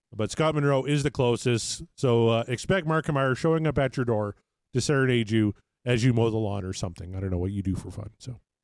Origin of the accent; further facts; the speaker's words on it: Canada; as a Canadian